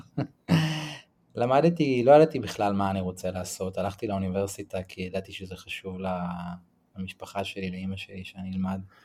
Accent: Tel Aviv, Tel Aviv District, Israel; moved away as an adult; also born or lived in San Francisco; now in Santa Teresa, Costa Rica; אז אני מתל אביב, גדלתי ב- בתל אביב להורים אה, גרושים

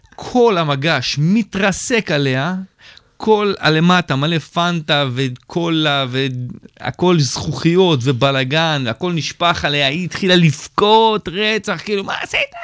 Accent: Israel; אני סטנדאפיסט ישראלי שעושה באנגלית

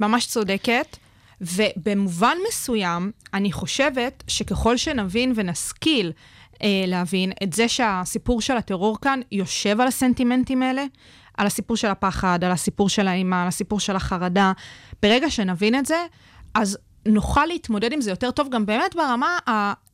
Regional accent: Israel

